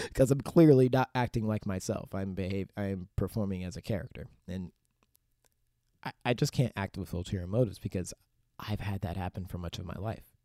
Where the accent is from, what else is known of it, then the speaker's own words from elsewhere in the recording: Pittsburgh, Pennsylvania, United States; now in Los Angeles, United States; over, like, a decade of being in Pittsburgh, Pennsylvania